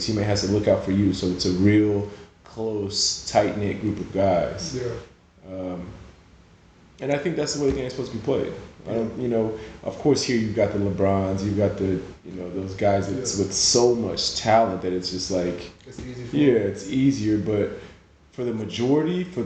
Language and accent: English; Oklahoma, United States; moved away as an adult; also born or lived in Nigeria; now in Spain; I grew up in a Nigerian home in Oklahoma